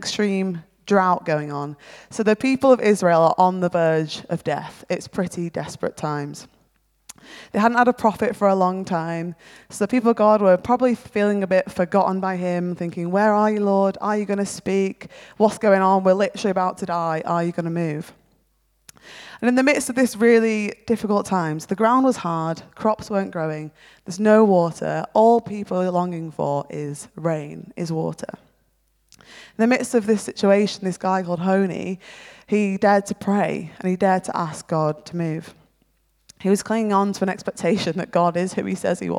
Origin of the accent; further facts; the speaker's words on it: near Manchester, North West England, United Kingdom; moved away as an adult; also born or lived in Feltham, London; Caveat the accent, I'm actually from near Manchester originally.